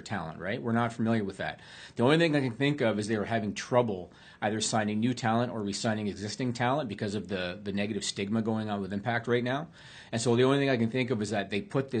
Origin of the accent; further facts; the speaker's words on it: near Kingston, Ontario, Canada; He's from Kingston, Ontario, which is close to my hometown.